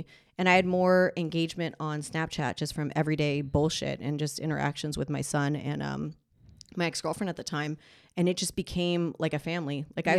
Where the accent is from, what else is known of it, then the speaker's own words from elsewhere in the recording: Los Angeles, California, United States; also born or lived in Las Vegas; Born and raised in LA, sadly.